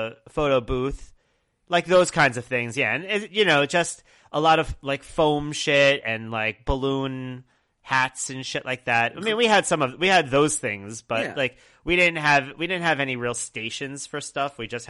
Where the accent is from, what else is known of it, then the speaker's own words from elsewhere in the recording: Brooklyn, New York, United States; so I went to very few bar mitzvahs in Long Island because I grew up in Brooklyn until I was about 14. And so my bar mitzvah was held in Brooklyn with a bunch of people who were not Jewish.